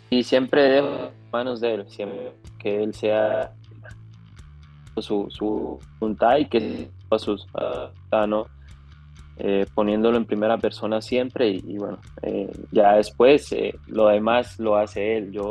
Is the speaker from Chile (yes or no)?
no; Colombia; soy el único colombiano que ha ganado las tres, las tres copas